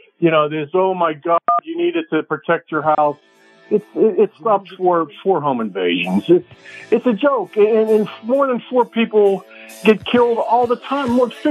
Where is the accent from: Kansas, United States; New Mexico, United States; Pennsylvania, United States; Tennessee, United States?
Pennsylvania, United States; Pittsburgh; There were guns all around Pittsburgh where I grew up.